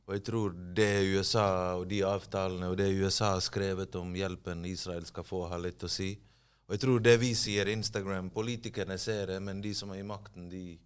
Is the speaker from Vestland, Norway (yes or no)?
yes; Bergen, Vestland, Norway; accent: Bergen dialect with rolled R; also born or lived in Bosnia and Herzegovina; Løvstakken, der jeg er fra, ligger veldig nær sentrum